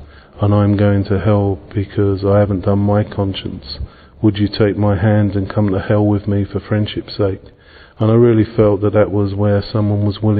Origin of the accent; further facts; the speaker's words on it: England, United Kingdom; now in Ireland; I am from England, but I actually live now in Ireland.